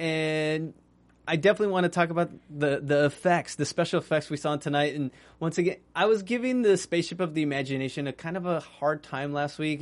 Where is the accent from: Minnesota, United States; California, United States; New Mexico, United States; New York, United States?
New Mexico, United States; I was raised in New Mexico